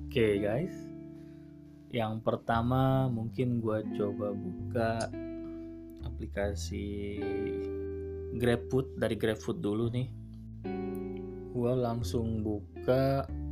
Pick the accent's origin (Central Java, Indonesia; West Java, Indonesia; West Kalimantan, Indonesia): West Java, Indonesia; Bekasi